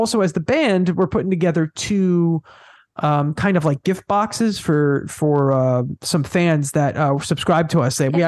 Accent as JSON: {"language": "English", "area": "Long Island", "region": "New York", "country": "United States", "said": "I'm from Long Island, New York"}